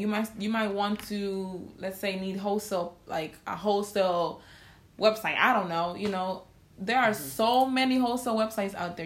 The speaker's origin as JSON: {"language": "English", "country": "Honduras", "said": "I'm from Honduras"}